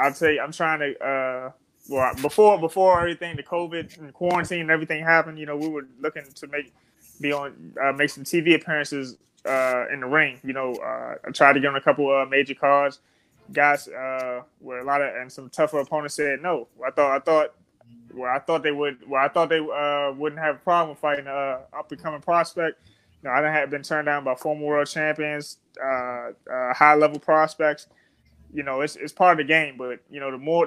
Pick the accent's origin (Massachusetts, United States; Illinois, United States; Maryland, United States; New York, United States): Maryland, United States; Forestville; I'm from Fordsville, Maryland. You know, I'm from the product of the DMV